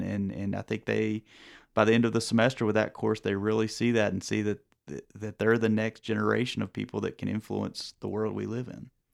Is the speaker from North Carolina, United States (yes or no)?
yes; North Carolina, United States; growing up in North Carolina